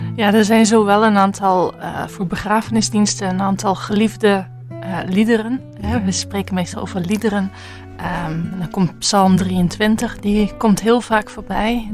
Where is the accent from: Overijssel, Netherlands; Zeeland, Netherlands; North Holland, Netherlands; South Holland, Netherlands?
Zeeland, Netherlands; Zeelandic Flanders, Netherlands; accent: Dutch; moved away as an adult; now in Bruges, Belgium; ik ben Zeeuws-Vlaming, dus ik kom net van over de grens